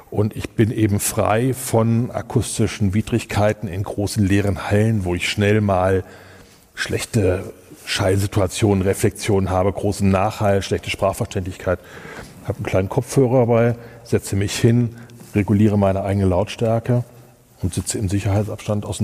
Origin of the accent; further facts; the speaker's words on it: Kassel, Hesse, Germany; Ich komme aus Kassel, ich bin parteiisch. Ähm, ich liebe Kassel.